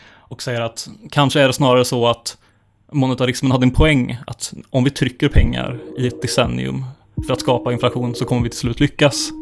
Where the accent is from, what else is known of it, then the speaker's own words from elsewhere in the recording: Bengtsfors, Västra Götaland, Sweden; min hemkommun eh, Bengtsfors i Dalsland